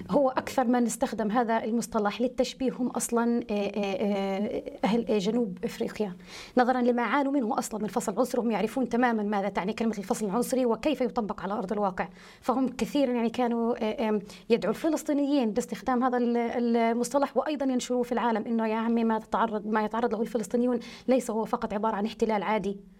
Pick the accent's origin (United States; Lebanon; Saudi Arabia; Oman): United States; moved away; أعتبر الجيل الثاني أو الثالث من أبناء عائلتي أو أبناء قريتي الذين نشأوا في أمريكا